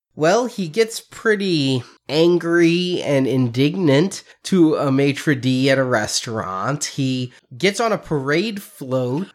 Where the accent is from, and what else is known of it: Illinois, United States